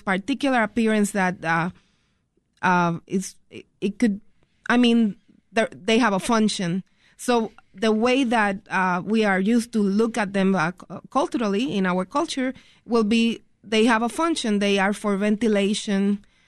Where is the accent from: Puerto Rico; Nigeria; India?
Puerto Rico; now in Chicago, United States; growing up in Puerto Rico and then migrating to the United States